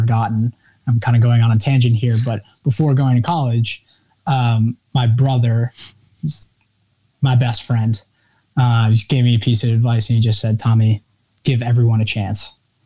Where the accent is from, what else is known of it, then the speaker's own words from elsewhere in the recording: Westchester, New York, United States; I was born and raised in New York, Westchester, New York, and just north of the city.